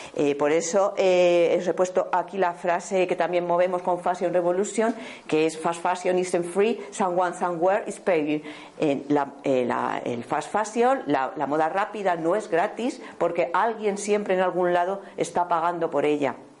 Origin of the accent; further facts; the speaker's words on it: Béjar, Castile and León, Spain; yo vengo de una familia que eh, se ha eh, que ha estado toda la vida alrededor de la industria textil, venimos de Béjar